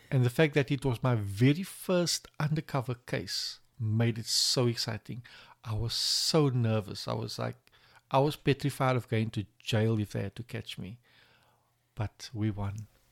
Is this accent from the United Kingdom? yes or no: no; Cape Town, Western Cape, South Africa; I'm from Cape Town, and I work for Silverwolf P